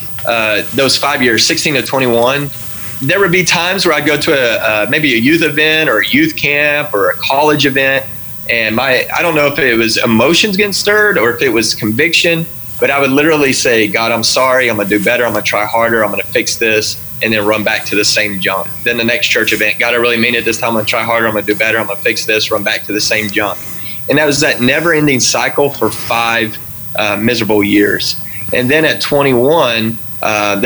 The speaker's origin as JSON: {"language": "English", "region": "Texas", "country": "United States", "tie": "born or raised there", "said": "I grew up in Texas"}